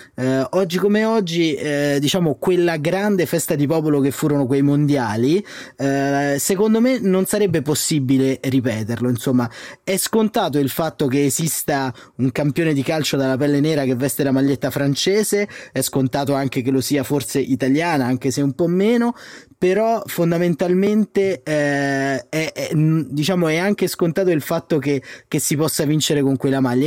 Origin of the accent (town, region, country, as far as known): Italy